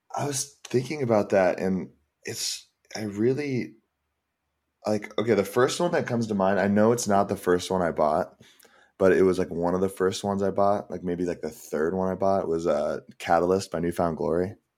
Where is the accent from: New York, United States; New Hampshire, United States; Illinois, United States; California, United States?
California, United States; San Ramon; moved away as an adult; also born or lived in Seattle; now in Los Angeles, United States; I grew up in the Bay.